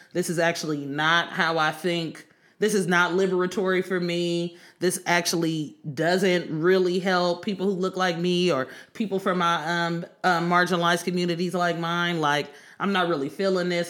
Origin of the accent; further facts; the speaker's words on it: Oakland, California, United States; I'm from East Oakland